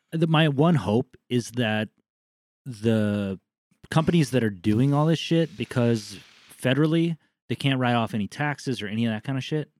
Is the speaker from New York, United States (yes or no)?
no; Southern California, United States; growing up in Southern California